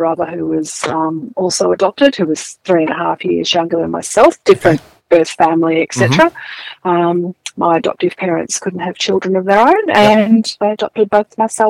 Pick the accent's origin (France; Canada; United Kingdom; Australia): Australia; Melbourne, Victoria; now in Western Victoria, Australia; I was born in Melbourne, yep, in 1964 at the Haven Maternity Home in North Fitzroy.